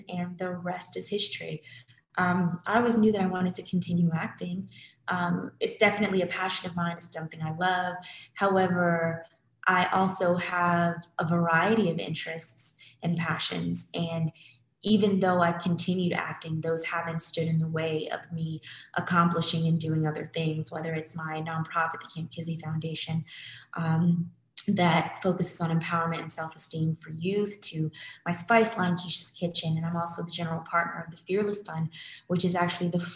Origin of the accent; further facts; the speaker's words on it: New Jersey, United States; I'm originally from Jersey